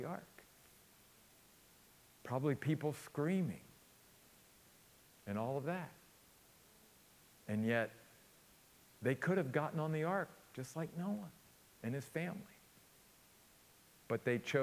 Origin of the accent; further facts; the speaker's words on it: Western Maryland, United States; growing up in my little hometown in Western Maryland, up in the mountains of Western Maryland